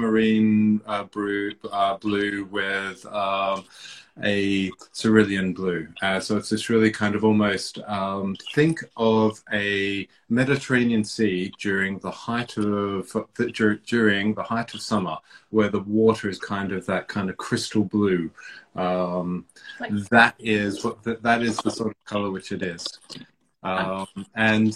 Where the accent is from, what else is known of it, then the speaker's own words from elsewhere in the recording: Melbourne, Victoria, Australia; also born or lived in Papua New Guinea; now in London, United Kingdom; I was born in Papua New Guinea. I spent my formative years in Melbourne, and I've been in London now for almost 20 years or so